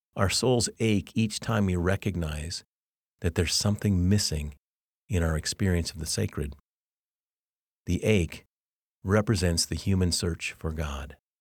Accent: Arvada, Colorado, United States; moved away; I grew up actually in two homes in, in Arvada, Colorado

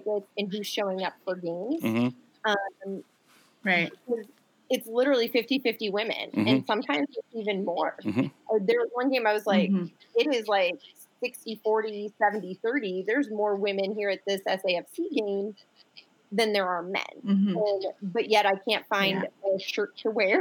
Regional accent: Buffalo, New York, United States; moved away; also born or lived in Rochester, New York; I was born and raised in Buffalo and Rochester, New York

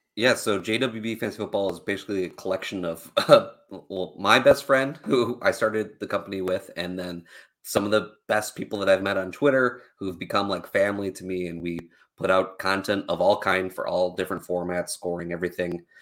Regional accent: Northeast Ohio, United States; I am from Ohio

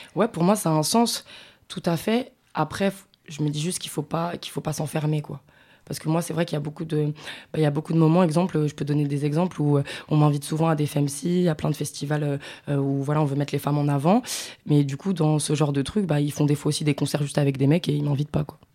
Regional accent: Paris, Île-de-France, France; je suis de Paris

